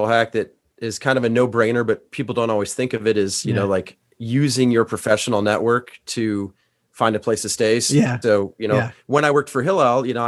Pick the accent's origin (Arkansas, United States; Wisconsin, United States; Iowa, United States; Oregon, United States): Iowa, United States; now in Ohio, United States; I grew up, you know, in the Midwest. I grew up in Iowa.